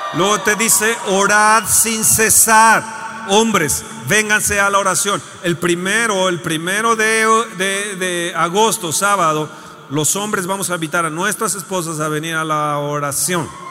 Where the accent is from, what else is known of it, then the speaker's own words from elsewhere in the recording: Mexico; soy mexicano